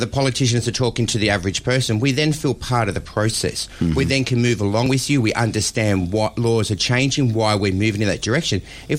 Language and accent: English; Australia; we all know as an Australian